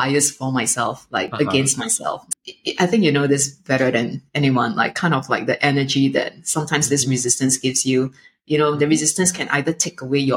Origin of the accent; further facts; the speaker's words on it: Singapore; growing up in Singapore